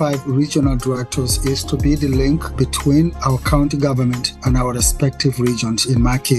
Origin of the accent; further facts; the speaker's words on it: Upper River, Gambia; now in United States; I was born in the Gambia as a Fulani in the Upper River Division of the country. Came to the United States in 1975.